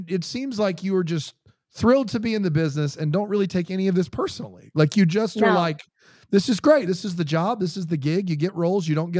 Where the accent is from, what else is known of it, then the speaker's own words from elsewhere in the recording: South Carolina, United States; we're from South Carolina.